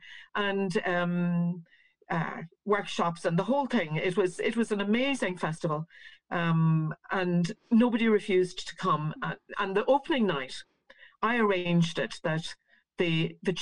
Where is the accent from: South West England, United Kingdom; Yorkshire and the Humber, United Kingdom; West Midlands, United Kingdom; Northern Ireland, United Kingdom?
Northern Ireland, United Kingdom; we're little people from Northern Ireland